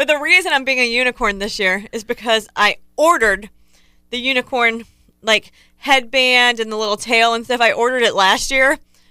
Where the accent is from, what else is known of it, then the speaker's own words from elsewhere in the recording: Ohio, United States; I grew up in Ohio. It's cold in Ohio.